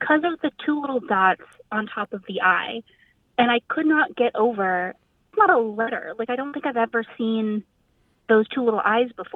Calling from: Boston, Massachusetts, United States; I'm calling from Boston.

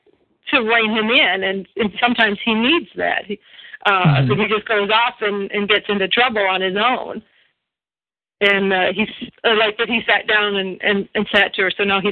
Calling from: Sarasota, Florida, United States; I'm calling from Sarasota, Florida.

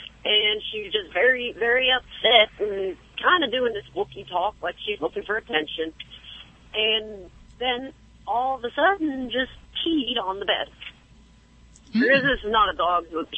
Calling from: Jacksonville, Florida, United States; Jacksonville, Florida.

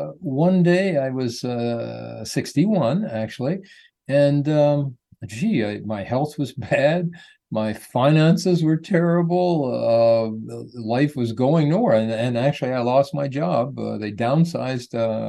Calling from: Sarasota, Florida, United States; I'm in Sarasota, Florida. It's a nice little town that's growing like crazy, but we're doing very well here.

